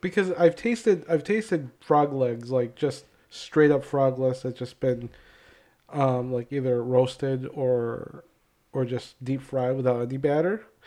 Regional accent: Hopkins, Minnesota, United States; I grew up in Hopkins

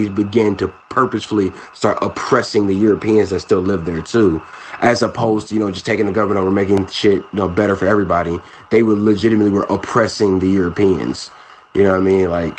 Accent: Cleveland, Ohio, United States; Cleveland, Ohio, my hometown.

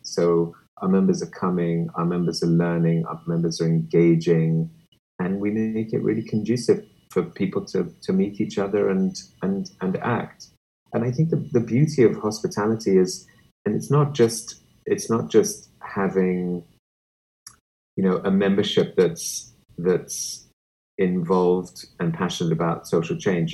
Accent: Kenya; now in United States; growing up in Kenya

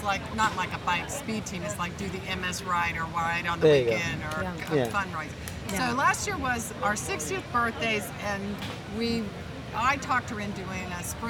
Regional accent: Oak Island, North Carolina, United States; And I'm from Oak Island, North Carolina.

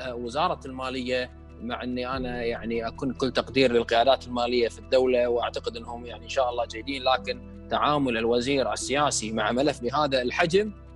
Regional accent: Kuwait; ما عندنا مبرمجين كويتيين

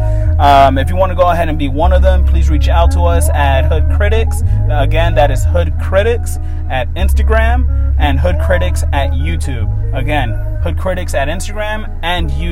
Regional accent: Oakland, California, United States; I was born and raised in Oakland

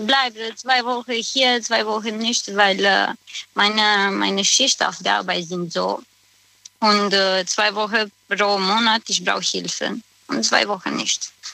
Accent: Romania; German is a second language; moved away as an adult; now in Koblenz, Germany; ich komme aus Rumänien

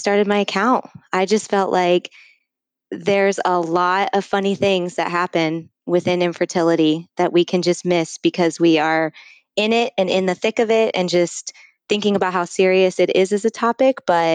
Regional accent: Ohio, United States; I've born and raised in Ohio, came down to Columbus to go to college

